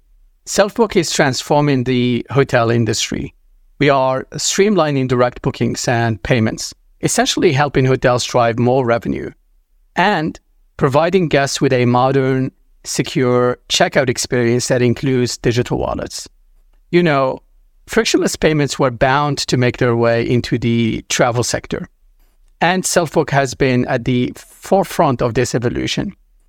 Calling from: Los Angeles, California, United States; I'm calling from Los Angeles today.

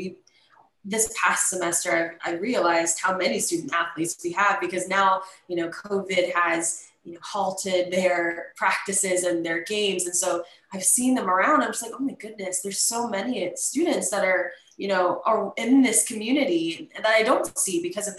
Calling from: Pensacola, Florida, United States; so I'm coming from Pensacola, Florida, University of West Florida.

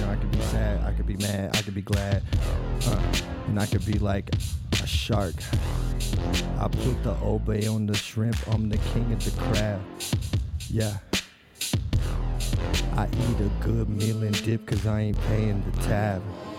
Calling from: Denver, Colorado, United States; I'm calling in from Denver, Colorado.

